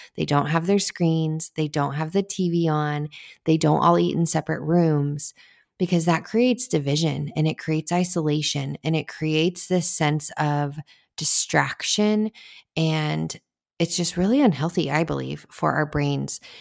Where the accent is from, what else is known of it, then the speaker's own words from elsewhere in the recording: United States; I am all American girl